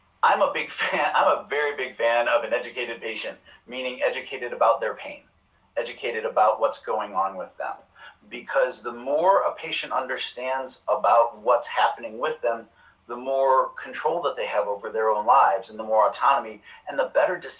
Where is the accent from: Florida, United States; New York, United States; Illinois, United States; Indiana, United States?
Illinois, United States; Chicago; moved away as an adult; also born or lived in Baltimore; I grew up in Chicago